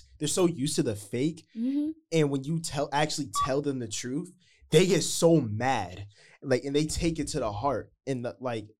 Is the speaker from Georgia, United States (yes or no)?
yes; Atlanta, Georgia, United States; No, I'm from Atlanta.